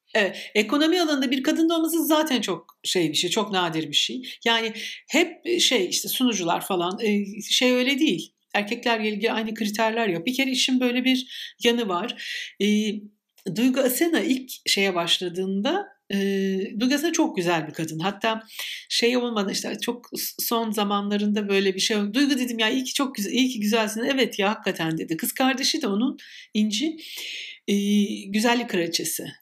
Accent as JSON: {"language": "Turkish", "region": "İzmir", "country": "Turkey", "said": "her İzmirli gibi"}